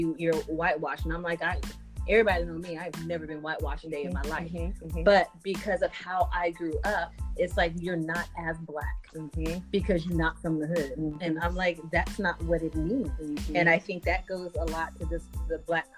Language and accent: English; San Jose, California, United States; I grew up in San Jose, so there's not as many of us around